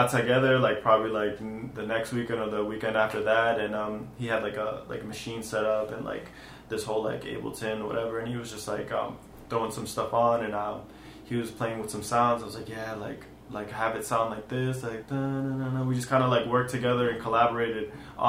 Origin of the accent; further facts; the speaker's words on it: Lawrence, United States; I was born in Lawrence. I was raised a little bit in Lawrence. I've moved around a lot in my life, but Lawrence is always going to be my home.